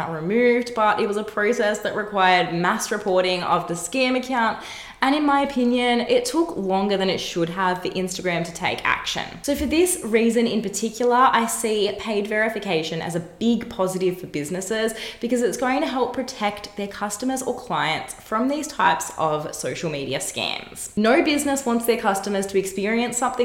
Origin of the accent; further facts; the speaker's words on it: Australia; here in my home country, Australia